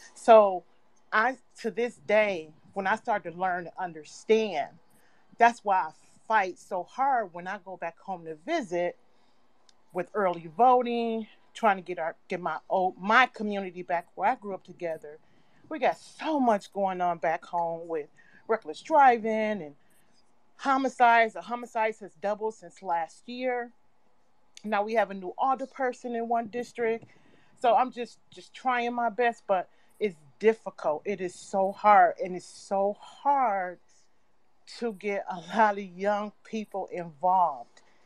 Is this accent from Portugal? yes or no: no; Midwest, United States; now in New York, United States; I'm from the Midwest